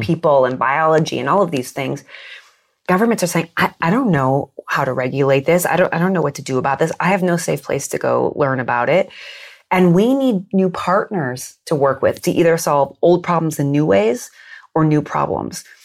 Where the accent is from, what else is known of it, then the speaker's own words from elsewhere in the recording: United States; I grew up in the United States